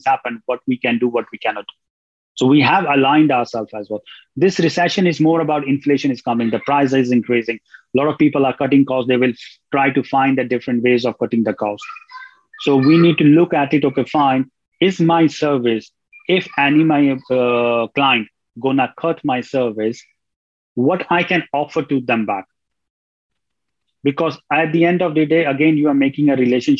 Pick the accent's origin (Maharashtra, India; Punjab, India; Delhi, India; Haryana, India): Delhi, India; New Delhi; moved away as an adult; now in Ireland; I'm originally from India, from New Delhi. But I left India from in 1999 when I was 19 years old.